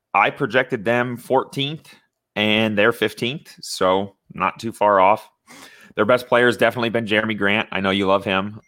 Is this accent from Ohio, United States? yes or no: no; Indiana, United States; I growing up in Indiana, not too far from Chicago